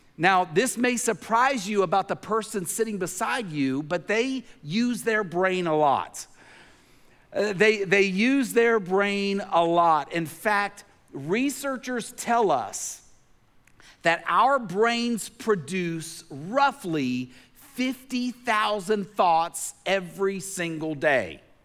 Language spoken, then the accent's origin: English; Tennessee, United States; growing up in Tennessee